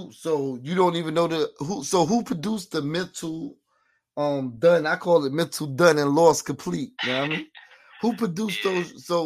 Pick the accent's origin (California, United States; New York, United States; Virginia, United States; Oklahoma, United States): New York, United States; Queens; growing up in Queens, I know there's some good studios out there in Queens.